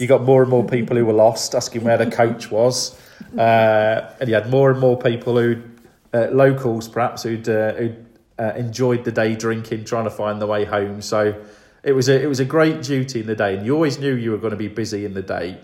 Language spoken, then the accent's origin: English; Grantham, East Midlands, United Kingdom; I'm originally from Grantham